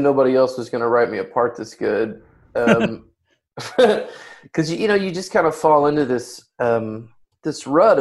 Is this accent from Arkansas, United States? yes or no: yes; Hot Springs, Arkansas, United States; now in Los Angeles, United States; I'm also from Arkansas, and most of the book takes place in and around Hot Springs where I was born